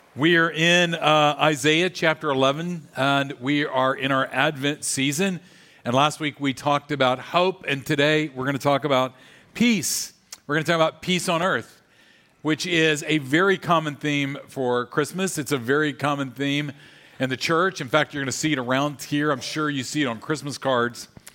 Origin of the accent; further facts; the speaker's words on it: Louisiana, United States; I grew up in Louisiana